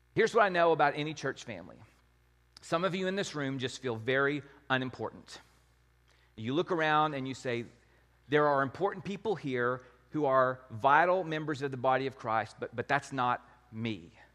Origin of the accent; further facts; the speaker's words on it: Wichita Falls, Texas, United States; the church I grew up at in Wichita Falls